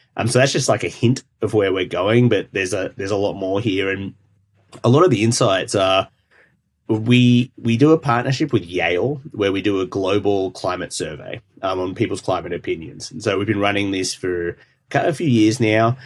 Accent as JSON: {"language": "English", "country": "Australia", "moved": "yes", "said": "I'm Australian"}